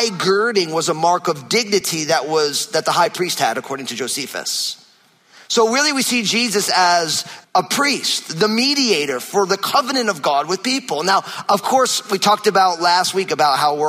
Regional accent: New Jersey, United States; moved away; my home state of New Jersey

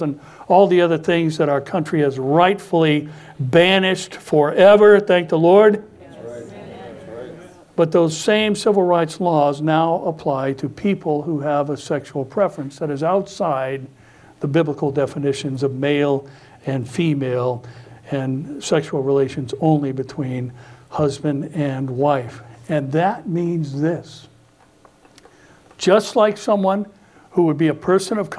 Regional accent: United States; American Christians

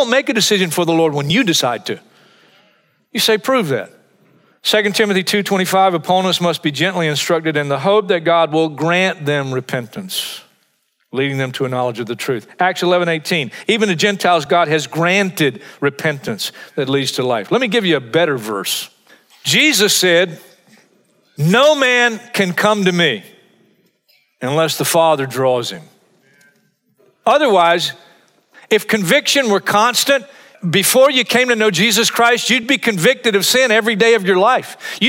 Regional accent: Hartsville, South Carolina, United States; in my hometown of Hartsville, South Carolina.

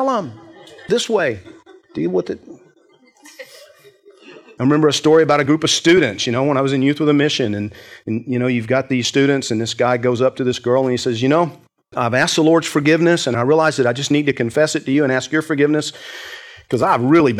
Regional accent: Georgia, United States; I grew up in Georgia

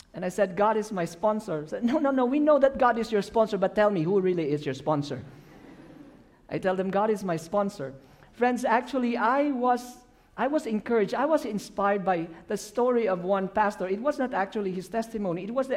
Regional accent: Philippines; English is a second language; I'm from the Philippines

